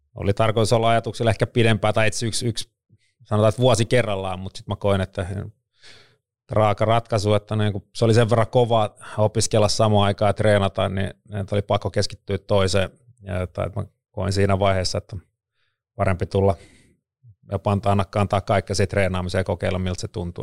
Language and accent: Finnish; Vantaa, Uusimaa, Finland; on syntynyt Vantaalla Louhelassa 75